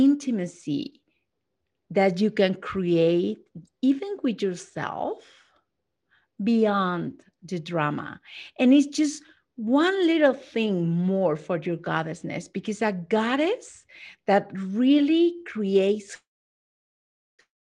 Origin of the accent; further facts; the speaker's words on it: Mexico; I'm not just Latina, I'm from Mexico.